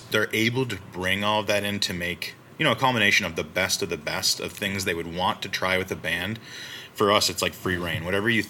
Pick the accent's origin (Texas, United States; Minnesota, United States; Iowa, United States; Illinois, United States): Minnesota, United States; I'm born and raised in Minnesota.